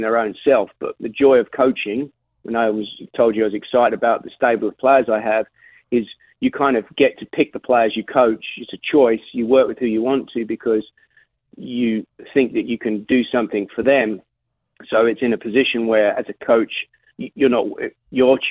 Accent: London, United Kingdom; moved away as an adult; now in United States

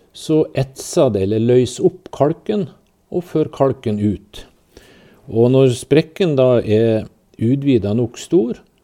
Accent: Mo i Rana, Nordland, Norway; jeg er oppvokst i Rana

